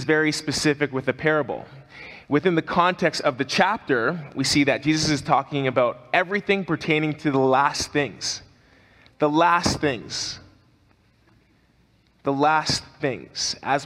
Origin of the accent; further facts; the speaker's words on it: Canada; as a Canadian